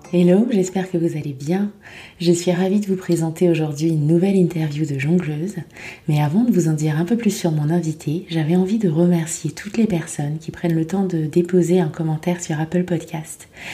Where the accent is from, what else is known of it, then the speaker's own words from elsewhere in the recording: France; moved away as an adult; also born or lived in Norway; now in Dublin, Ireland; on parle français, on vient de France.